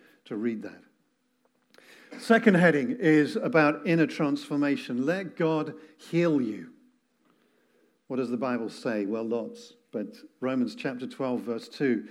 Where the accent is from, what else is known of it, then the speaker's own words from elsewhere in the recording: England, United Kingdom; I'm English